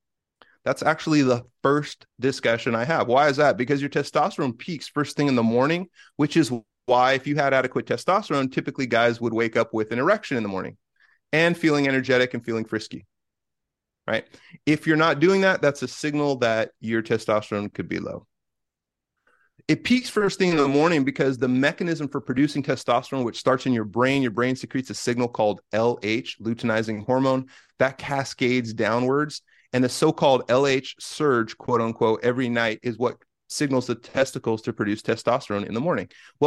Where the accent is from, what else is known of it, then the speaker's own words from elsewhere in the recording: Bay Area, Northern California, United States; now in Washington, United States; I grew up in Northern California in the Bay Area.